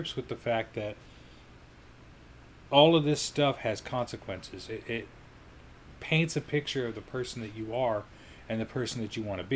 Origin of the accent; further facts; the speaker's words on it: Colorado, United States; growing up in Colorado